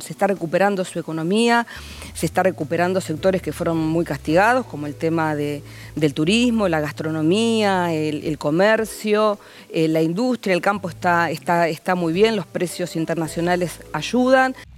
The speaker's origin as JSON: {"language": "Spanish", "town": "Avellaneda", "region": "Buenos Aires Province", "country": "Argentina", "said": "Yo soy del conurbano, de Avellaneda"}